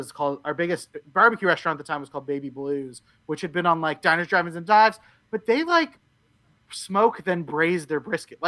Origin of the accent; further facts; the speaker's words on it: Oklahoma, United States; moved away as an adult; also born or lived in Stillwater, Oklahoma / Los Angeles, California / Orange County, California; now in California, United States; We're both from Oklahoma and Texas area.